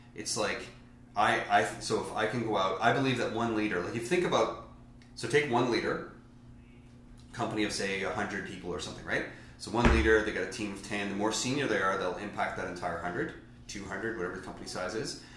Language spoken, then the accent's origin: English; Newfoundland and Labrador, Canada; I'm from Newfoundland.